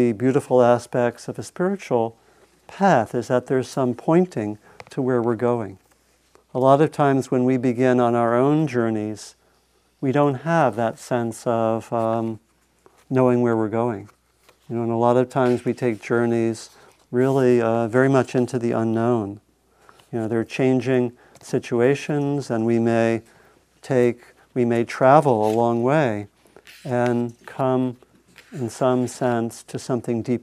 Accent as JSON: {"language": "English", "region": "Maryland", "country": "United States", "tie": "born or raised there", "said": "I grew up in Maryland at a place where we had, it was a little bit like a southern town"}